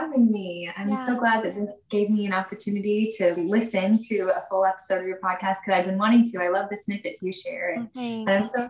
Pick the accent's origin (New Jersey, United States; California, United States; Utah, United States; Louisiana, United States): Utah, United States; Salt Lake City; born there; So I was actually born in Salt Lake City and I didn't grow up there.